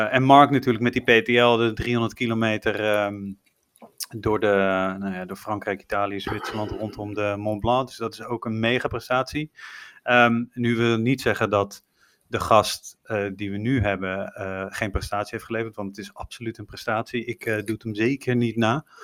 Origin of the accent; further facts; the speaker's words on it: Netherlands; En toen was er nog geen uitsluitsel over of, de, of je als Nederlander Amerika in mocht.